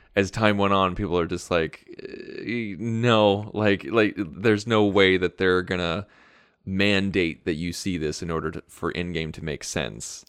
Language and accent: English; United States; I'm American